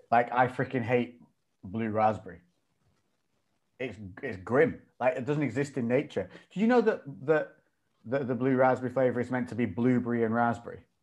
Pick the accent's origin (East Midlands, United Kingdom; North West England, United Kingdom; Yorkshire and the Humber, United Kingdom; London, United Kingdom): North West England, United Kingdom; Ribble Valley, Lancashire; moved away as an adult; also born or lived in Newcastle; I grew up in an area called the Ribble Valley, which is like, um, a green belt up in Lancashire